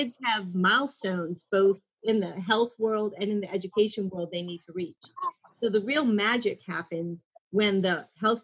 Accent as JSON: {"language": "English", "town": "New Orleans", "region": "Louisiana", "country": "United States", "tie": "born or raised there", "also_born_or_lived": "Mandeville, Louisiana", "said": "I was born and raised in New Orleans and lived there my whole life"}